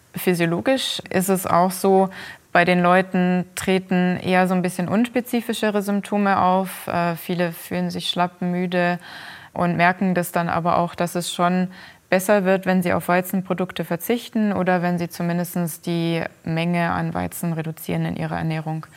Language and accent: German; Germany; bei uns in Deutschland